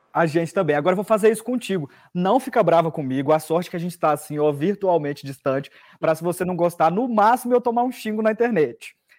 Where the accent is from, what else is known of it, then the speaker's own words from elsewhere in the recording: Bahia, Brazil; eu sou da Bahia